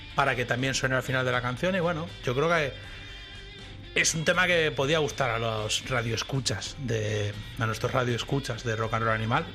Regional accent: Spain; moved away as an adult; now in Texas, United States; los españoles somos

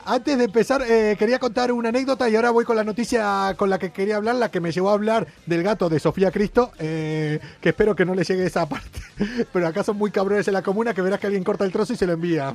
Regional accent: Argentina; accent: argentino; now in Spain; en mi pueblo en Argentina, llamamos cohetes

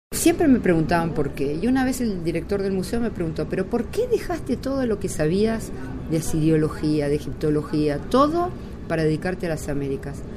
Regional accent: Uruguay; moved away as an adult; now in Israel; Yo llegué a Israel de Uruguay cuando tenía 19 años y ya hace 40 años que vivo en Israel

